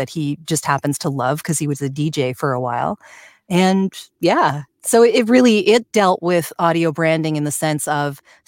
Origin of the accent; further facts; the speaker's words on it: Canada; I'm Canadian.